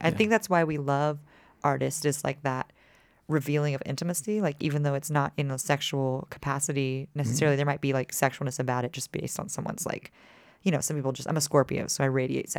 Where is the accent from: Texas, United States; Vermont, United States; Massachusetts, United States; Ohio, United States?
Texas, United States; Dallas; also born or lived in Austin; I was raised in Texas, born in Austin, grew up in Dallas, but my dad calls himself a reformed Yankee.